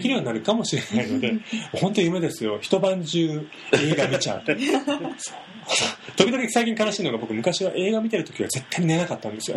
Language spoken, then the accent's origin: Japanese; Kansai, Japan; 関西人なんですよね